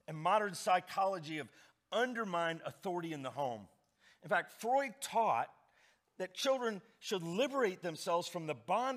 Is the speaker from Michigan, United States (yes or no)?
no; Indianapolis, Indiana, United States; I grew up in Indianapolis